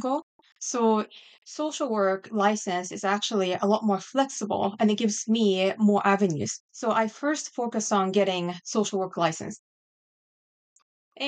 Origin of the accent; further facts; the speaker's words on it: Japan; English is a second language; moved away as an adult; also born or lived in Washington, D.C. area; now in Virginia, United States; I grew up in Japan, right outside of Tokyo area.